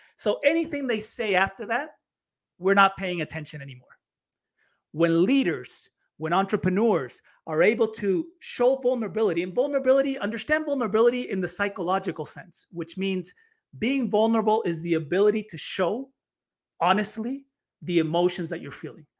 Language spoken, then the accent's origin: English; United States; moved away as an adult; also born or lived in Chile; I grew up in the States